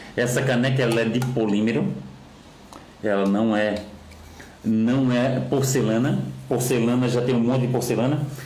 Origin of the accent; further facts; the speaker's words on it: Florianópolis, Santa Catarina, Brazil; eu que sou daqui de Florianópolis